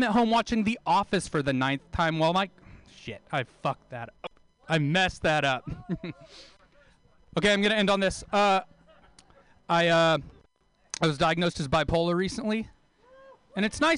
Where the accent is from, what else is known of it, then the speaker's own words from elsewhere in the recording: Taft, California, United States; moved away; move back to my hometown